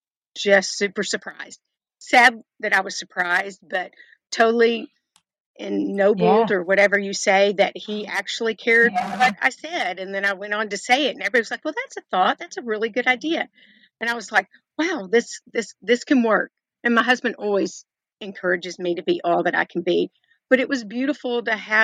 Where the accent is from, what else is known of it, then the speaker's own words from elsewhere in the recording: East Texas, United States; I grew up in East Texas